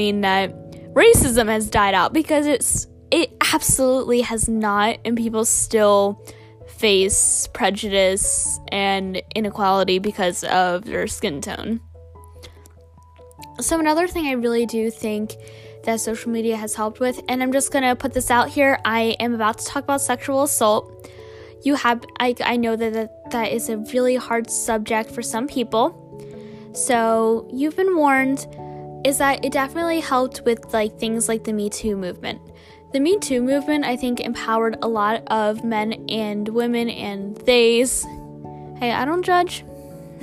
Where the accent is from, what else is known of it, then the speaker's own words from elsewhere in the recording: United States; as an American